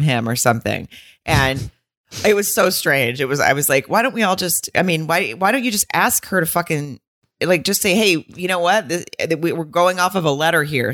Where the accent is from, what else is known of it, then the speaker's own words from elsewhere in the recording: Arkansas, United States; moved away; also born or lived in Atlanta; I'm from Arkansas and I also lived in Atlanta for a lo-, a little period of time.